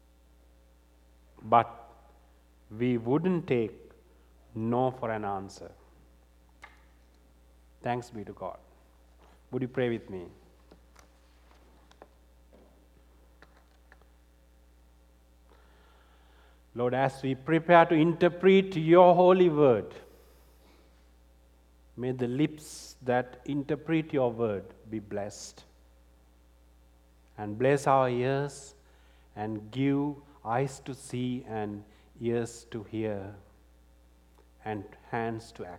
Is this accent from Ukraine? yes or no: no; Sri Lanka; moved away; I'm from Sri Lanka.